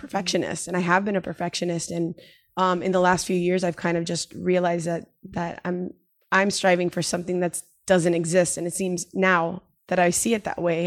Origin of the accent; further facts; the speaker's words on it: Miami, Florida, United States; moved away as an adult; now in San Diego, United States; the move from, you know, where I grew up in Miami